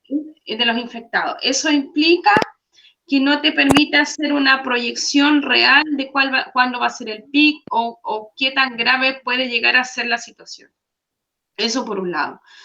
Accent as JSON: {"language": "Spanish", "country": "Chile", "moved": "yes", "said": "como chilenos"}